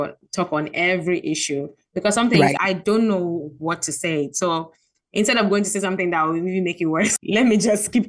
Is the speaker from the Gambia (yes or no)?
yes; Gambia; also born or lived in Ghana; I'm from Ghana, but I grew up in Gambia